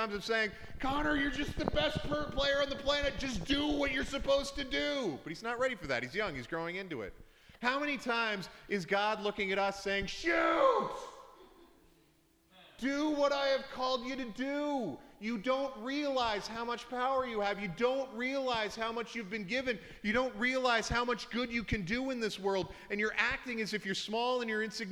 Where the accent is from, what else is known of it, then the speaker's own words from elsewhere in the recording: Canada; now in Edmonton, Canada; we're very Canadian